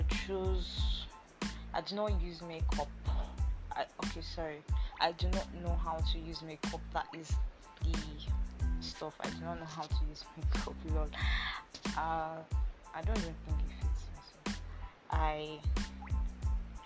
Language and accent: English; Akwa Ibom, Nigeria; I'm from Akwa Ibom State